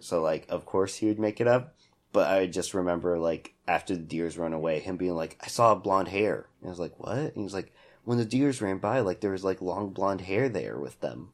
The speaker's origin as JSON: {"language": "English", "town": "Hutchinson", "region": "Kansas", "country": "United States", "tie": "born or raised there", "said": "I grew up in Hutch."}